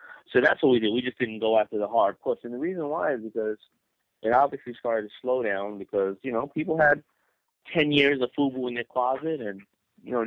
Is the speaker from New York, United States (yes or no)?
yes; New York City, New York, United States; I was raised in Hollis, Queens